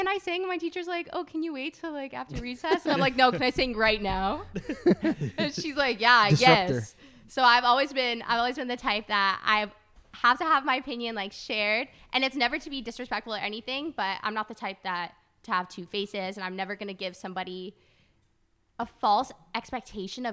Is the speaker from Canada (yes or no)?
yes; Brampton, Ontario, Canada; born or raised there; also born or lived in Toronto